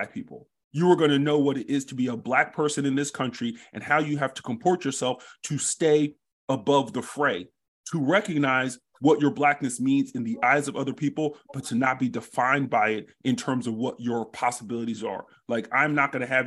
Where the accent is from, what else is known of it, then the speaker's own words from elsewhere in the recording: United States; I was born and raised here. And so I am more American than I am Nigerian